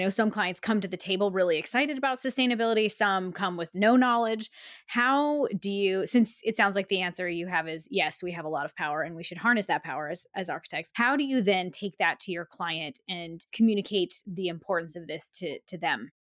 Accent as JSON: {"language": "English", "region": "Alaska", "country": "United States", "tie": "born or raised there", "moved": "yes", "said": "I'm from Alaska, where we sort of watch climate change happen in like real time"}